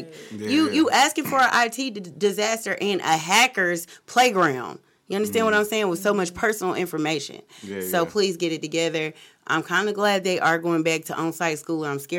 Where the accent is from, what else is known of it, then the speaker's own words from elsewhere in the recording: Cleveland, Ohio, United States; from Cleveland, so, you know, that's like by default, he's my favorite player.